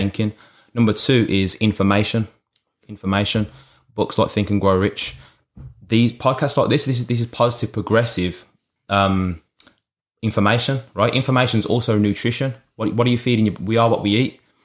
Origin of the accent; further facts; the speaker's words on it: Birmingham, West Midlands, United Kingdom; I'm actually from Birmingham, U K.